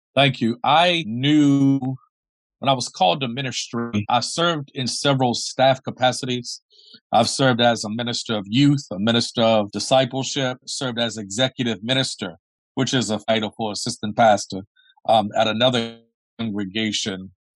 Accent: Baltimore, Maryland, United States; moved away as an adult; also born or lived in Washington, D.C. / Dayton, Ohio / Columbus, Ohio / Cincinnati, Ohio; I was born and raised in Baltimore, Maryland

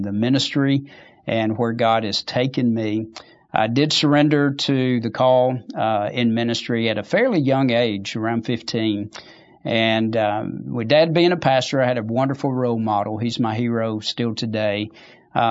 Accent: Bay Minette, Alabama, United States; also born or lived in Monroe, Louisiana; I'm a native Alabamian. I was actually born in Monroe, Louisiana. My dad's a pastor, and very early age, we moved to Alabama, and so most of my life has been right here in Alabama.

